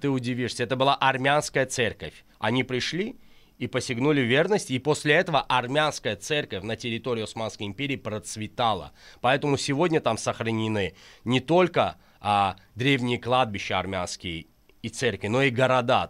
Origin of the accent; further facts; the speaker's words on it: Azerbaijan; я азербайджанец из Азербайджана, который любит свою родину и живет тут